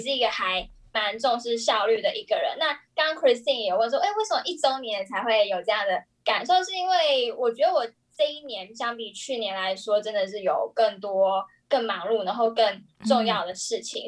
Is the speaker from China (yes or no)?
no; Taiwan; 我们自己生长在台湾长大